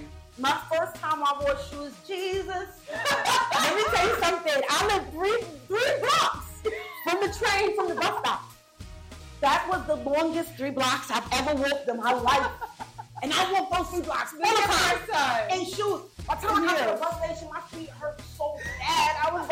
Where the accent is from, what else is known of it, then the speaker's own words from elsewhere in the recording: Jamaica; I'm Jamaican, so I love skin out my boom boom.